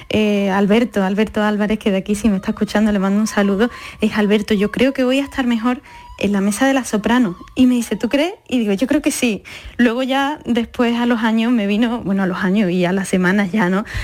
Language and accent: Spanish; Seville, Andalusia, Spain; soy muy de Sevilla, mi familia es muy sevillana con todas sus consecuencias